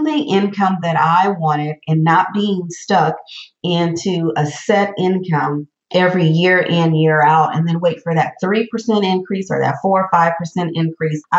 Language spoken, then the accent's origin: English; Southern California, United States; I am a native Southern California girl